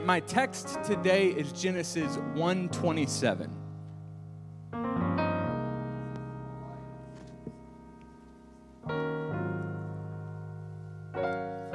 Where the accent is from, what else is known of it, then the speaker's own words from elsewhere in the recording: California, United States; I'm from California